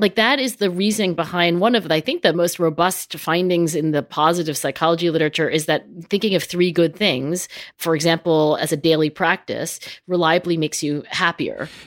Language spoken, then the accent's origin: English; New Jersey, United States; I grew up in South Jersey where everything was carpeted